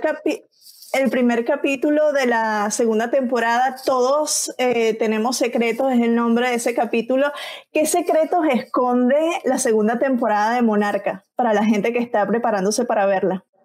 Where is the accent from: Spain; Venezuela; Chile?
Venezuela; como venezolana vengo de un país en donde se, se produjeron muy buenas novelas